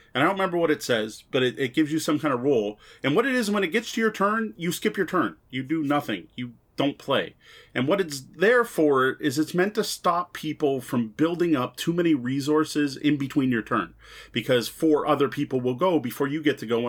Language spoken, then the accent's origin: English; Canada